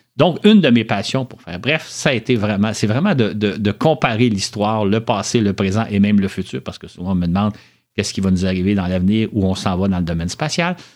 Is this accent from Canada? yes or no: yes; Montreal, Quebec, Canada; je suis né à Montréal, j'ai toujours vécu à Montréal